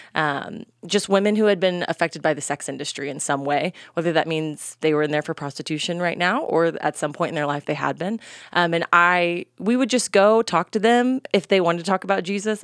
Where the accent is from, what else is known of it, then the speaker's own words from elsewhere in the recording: North Texas, United States; I'm from Texas, born and bred in kind of the North Texas area